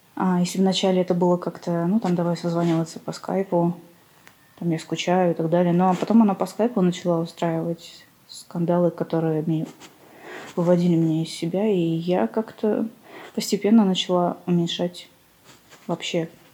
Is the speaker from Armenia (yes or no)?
yes; Armenia; я вообще из Армении, и внешность у меня, конечно, не армянская